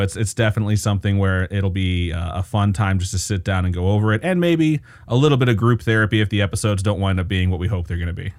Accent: Valparaiso, Indiana, United States; now in Las Vegas, United States; which is actually where I am from

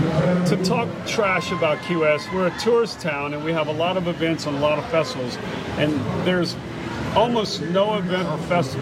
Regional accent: the South, United States; Well, I grew up in the South.

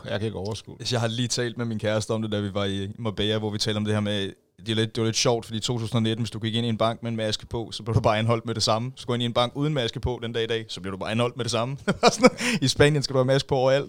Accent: Roskilde, Zealand, Denmark; jeg er født og opvokset i Roskilde

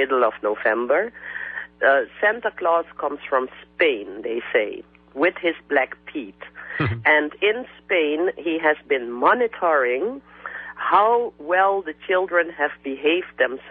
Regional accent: Suriname; countries like Suriname, where I come from, which used to be a Dutch colony

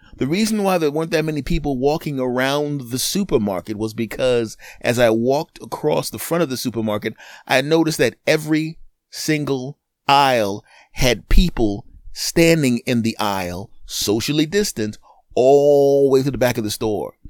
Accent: United States; I'm an American

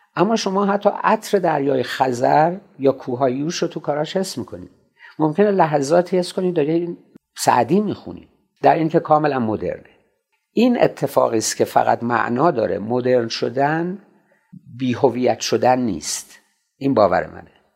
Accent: Shiraz, Fars, Iran; born or raised there

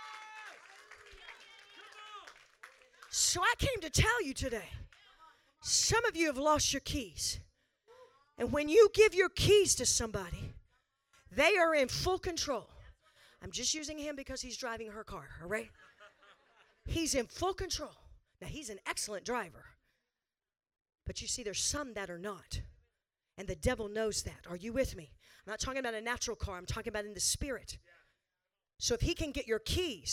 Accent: the South, United States; Born and raised Southern. Not quite as south as Texas, but Southern

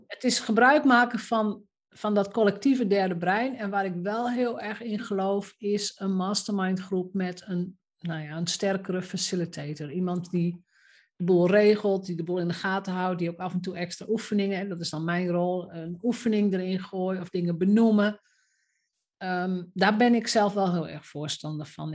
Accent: Roden, Drenthe, Netherlands; moved away; ik ben opgegroeid in Rode, wat toen nog een iets kleiner dorp was dan nu

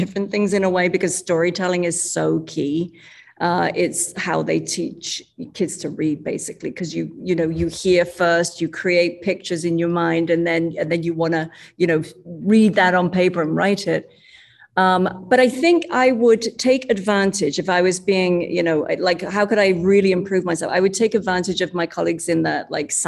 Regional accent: London, United Kingdom; moved away as an adult; now in Chicago, United States; I come from London

